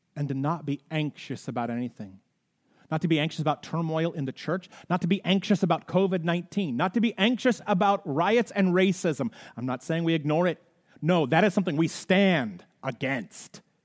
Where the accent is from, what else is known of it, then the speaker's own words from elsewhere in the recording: United States; We're so caught up in our rights as American citizens, and we're so caught up in being patriotic citizens of the United States